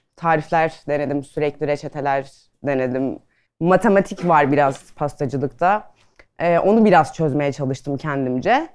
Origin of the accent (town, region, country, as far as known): Adana, Turkey; moved away as an adult; now in Istanbul, Turkey